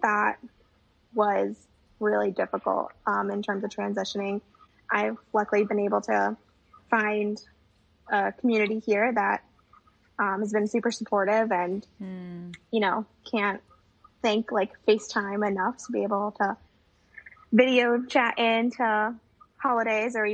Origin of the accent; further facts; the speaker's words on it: Connecticut, United States; moved away as an adult; also born or lived in Peru (ancestry); now in Washington, D.C., United States; I'm originally from Connecticut